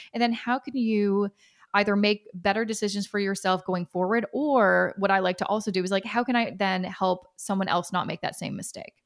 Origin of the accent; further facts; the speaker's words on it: Canada; I'm Canadian